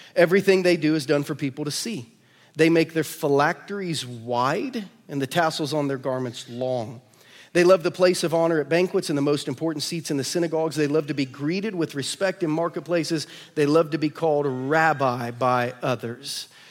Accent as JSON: {"language": "English", "region": "Ohio", "country": "United States", "moved": "yes", "lives_now": "Lee's Summit, United States", "said": "I'm from Ohio"}